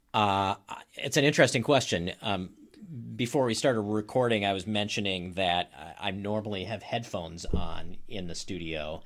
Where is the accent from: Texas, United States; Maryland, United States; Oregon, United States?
Maryland, United States; moved away as an adult; also born or lived in Boston / upstate New York / Iowa / Flagstaff, Arizona; now in Wauwatosa, United States; I live in Wauwatosa. I am not from Wauwatosa. I grew up in Maryland.